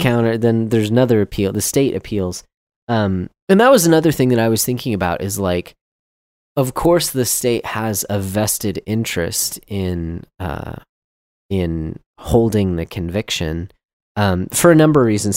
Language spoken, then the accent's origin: English; Texas, United States; I'm from Texas